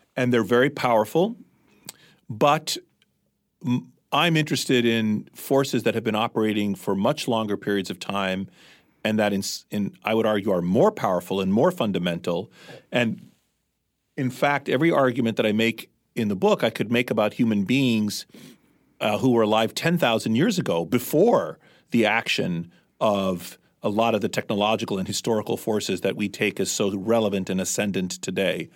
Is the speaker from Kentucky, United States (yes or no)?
no; Washington, District of Columbia, United States; moved away as an adult; also born or lived in Mediterranean / Athens, Greece; now in New England, United States; We were by then growing up in Washington, D C